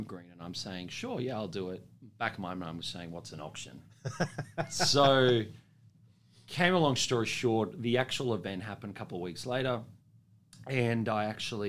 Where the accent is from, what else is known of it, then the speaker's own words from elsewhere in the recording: Sydney, New South Wales, Australia; also born or lived in Dubbo; I'm a eastern suburbs boy. I grew up in Sydney.